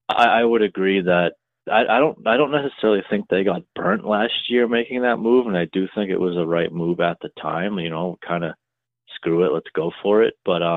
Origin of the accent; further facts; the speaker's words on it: Boston, Massachusetts, United States; My old neighbor from growing up in Dorchester, he grew up like six houses down the street from me.